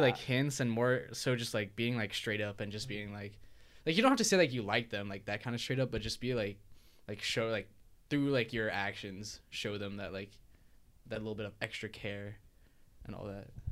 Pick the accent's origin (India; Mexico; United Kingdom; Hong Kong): Hong Kong; moved away; I'm from Hong Kong